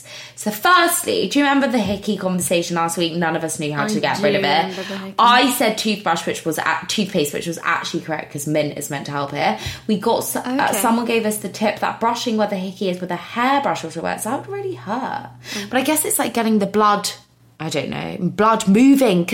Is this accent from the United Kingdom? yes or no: yes; United Kingdom; I'm very British